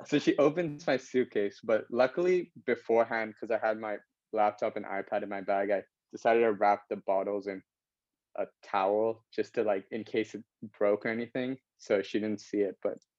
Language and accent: English; Singapore; And because I was born in Singapore and I lived here my whole life.